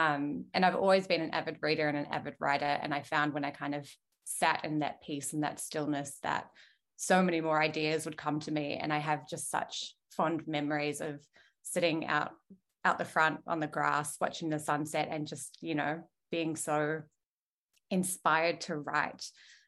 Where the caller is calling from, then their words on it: Melbourne, Victoria, Australia; I'm dialing in from Wurundjeri Woiwurrung country, close to the Mary Mary in the north of Melbourne.